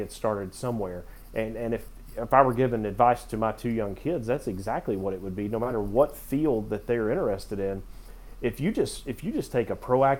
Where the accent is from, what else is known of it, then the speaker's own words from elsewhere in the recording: Knoxville, Tennessee, United States; I'm from Knoxville